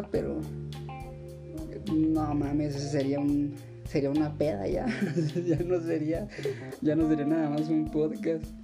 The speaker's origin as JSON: {"language": "Spanish", "town": "Acapulco", "region": "Guerrero", "country": "Mexico", "moved": "yes", "lives_now": "Morelia, Mexico", "said": "soy de Acapulco."}